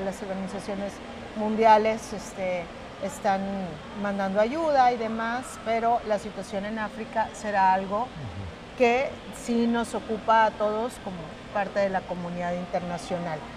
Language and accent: Spanish; Mexico; todas las carecías que había en mi país